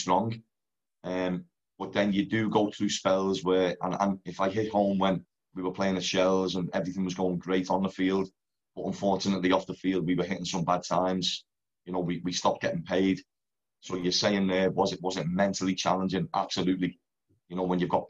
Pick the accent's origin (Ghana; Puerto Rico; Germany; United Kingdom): United Kingdom; Liverpool, North West England; moved away as an adult; also born or lived in Netherlands / Ireland; born and bred in Liverpool, brought up an Everton fan